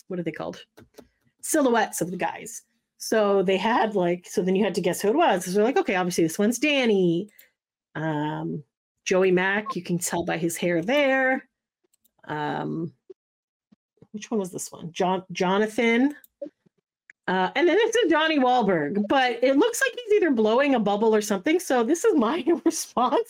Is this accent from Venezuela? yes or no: no; Canada; we're Canadian